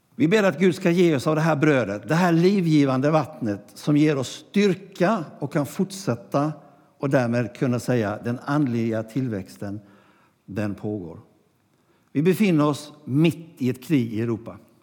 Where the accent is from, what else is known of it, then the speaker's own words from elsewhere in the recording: Gnosjö, Jönköping County, Sweden; det gamla kapellet i Gnosjö där jag växte upp